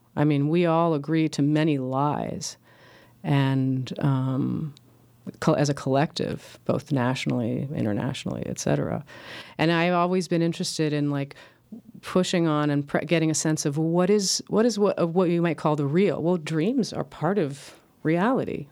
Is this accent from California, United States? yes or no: yes; Los Angeles, California, United States; the subdivisions I grew up with in L